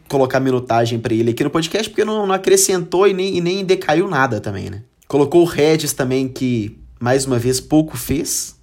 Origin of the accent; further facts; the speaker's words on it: Brazil; a gente é brasileiro